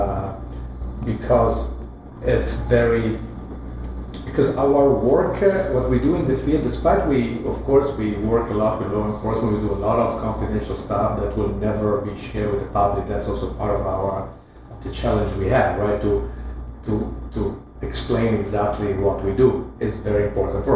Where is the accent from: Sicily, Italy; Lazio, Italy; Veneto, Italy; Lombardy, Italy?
Lombardy, Italy; Milan; I was growing up in Milano, I was a city boy